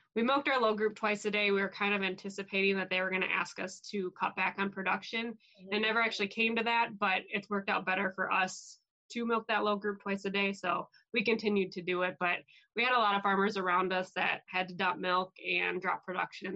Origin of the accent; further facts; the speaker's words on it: Wisconsin, United States; I'm from Wisconsin. I live in the very southwest corner of the state